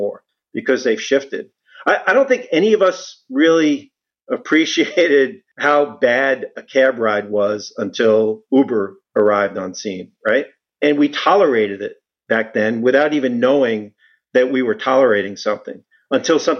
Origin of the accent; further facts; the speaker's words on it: New York City, New York, United States; I was born in Brooklyn, grew up in a family of police officers